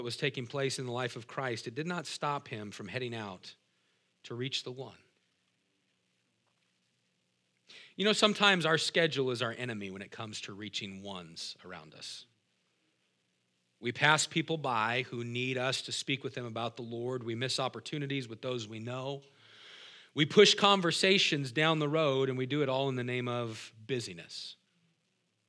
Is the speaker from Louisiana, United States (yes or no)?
no; Moses Lake, Washington, United States; I said, "Me too."